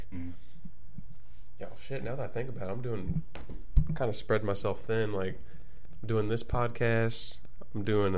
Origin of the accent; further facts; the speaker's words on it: Hallsville, United States; moved away; We're not inbreds down there, I swear.